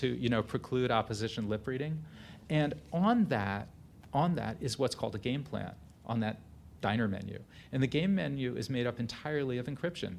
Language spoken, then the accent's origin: English; New Haven, Connecticut, United States; a memoir of my childhood growing up in New Haven, Connecticut